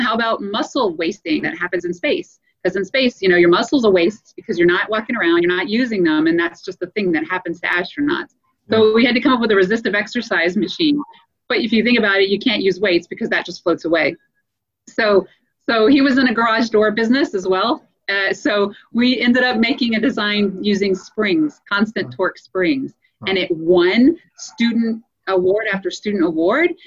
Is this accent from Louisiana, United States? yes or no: yes; Louisiana, United States; moved away as an adult; also born or lived in Colorado; I grew up in Louisiana